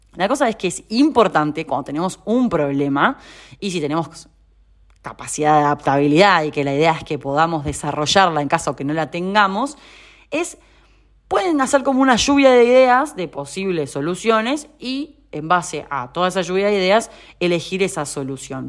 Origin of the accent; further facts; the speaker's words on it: Uruguay; moved away as an adult; also born or lived in Rosario, Argentina; now in Buenos Aires, Argentina; soy uruguaya